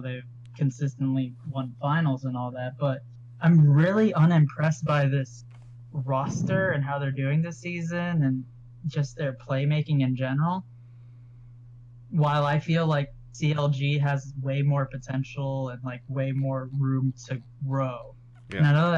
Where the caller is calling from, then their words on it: Kissimmee, Florida, United States; Kissimmee, Florida.